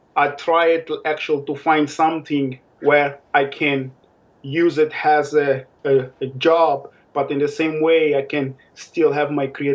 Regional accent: Maputo, Mozambique; moved away as an adult; also born or lived in Saint Helena; now in Stamford, United Kingdom; From Mozambique, I'm from Maputo. I born in Maputo. Okay. I've been there almost all my life, and I decided to travel abroad.

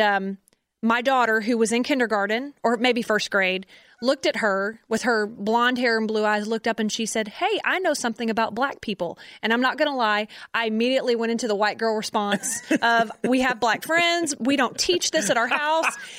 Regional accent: Conroe, Texas, United States; we're from Conroe

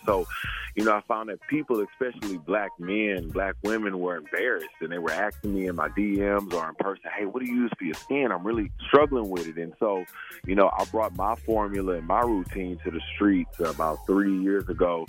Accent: the South, United States; being a black man and seeing my beautiful black mother and, you know, all of the different shades of black growing up in the South.

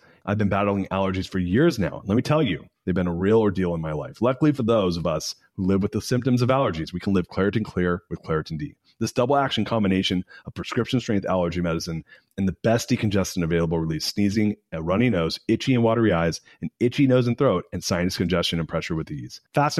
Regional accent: Fullerton, California, United States; also born or lived in Anaheim Hills; I grew up in Orange County, California, and I grew up in a middle-class neighborhood originally and moved in Fullerton, California, and then ended up moving to Anaheim Hills, California, which is more of an upper-middle-class area.

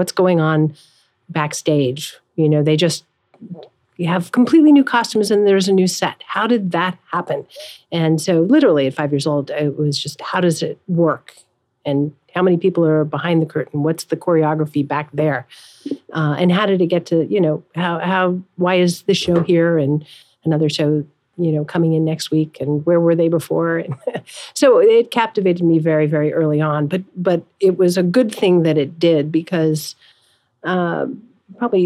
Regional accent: Los Angeles, California, United States; now in New York, United States; I grew up in Los Angeles.

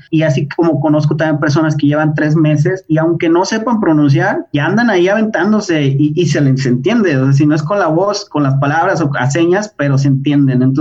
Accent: Mexico; Yo soy mexicano, he vivido en mínimo cinco países, pero mi México pues no, no lo cambio.

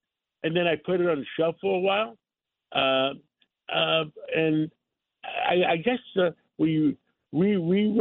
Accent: New York, United States; born or raised there; English is a second language

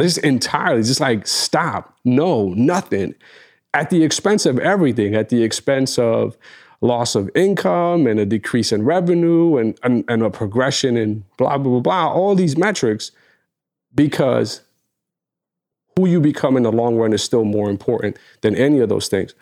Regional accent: New York, United States; we're from New York

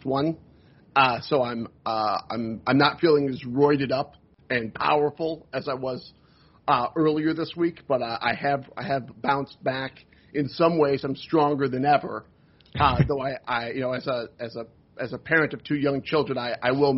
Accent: Rochester, New York, United States; moved away; also born or lived in Milwaukee / Syracuse, New York; I'm from Rochester, New York

